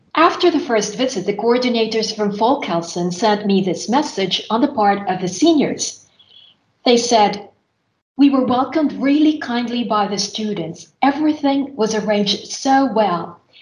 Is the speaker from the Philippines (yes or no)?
yes; Philippines; moved away as an adult; now in Finland; my university years back in my home country, which is the Philippines